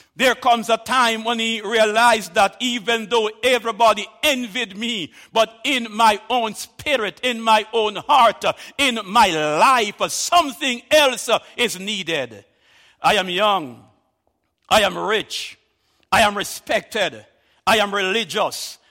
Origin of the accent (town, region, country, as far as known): Jamaica